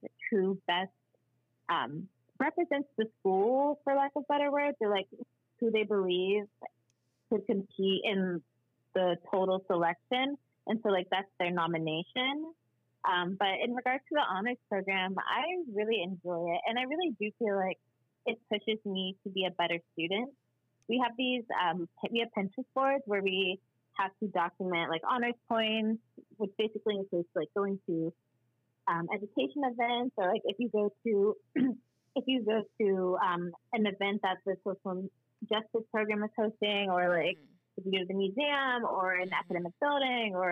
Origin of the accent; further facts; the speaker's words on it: Ohio, United States; I grew up in Ohio, so, like, I didn't have a lot of black teachers